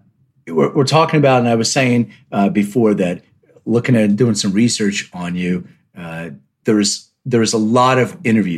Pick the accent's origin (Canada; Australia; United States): United States; Philadelphia, Pennsylvania; also born or lived in Studio City, Los Angeles; now in Los Angeles, United States; I'm from Philly